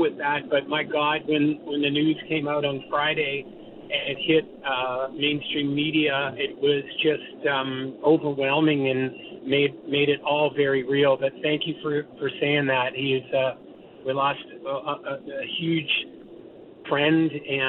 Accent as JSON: {"language": "English", "town": "Toronto", "region": "Ontario", "country": "Canada", "tie": "born or raised there", "said": "as a guy growing up in Toronto"}